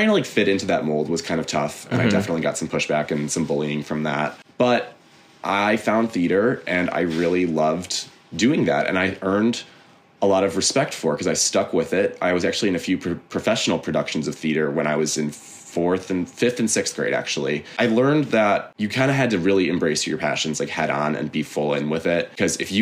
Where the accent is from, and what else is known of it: University Heights, Ohio, United States; born or raised there; moved away as an adult; now in New York, United States